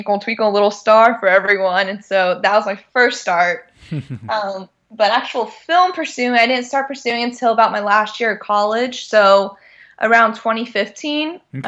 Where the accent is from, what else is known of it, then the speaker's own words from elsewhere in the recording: Sealy, Texas, United States; moved away as an adult; now in Los Angeles, United States; Originally, I am from a small town in Texas called Sealy.